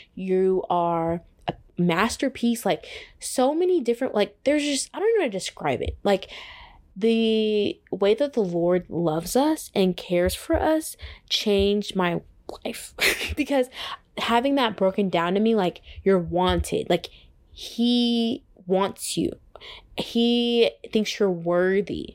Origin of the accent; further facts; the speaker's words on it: Texas, United States; moved away as an adult; now in Atlanta, United States; I'm from Texas.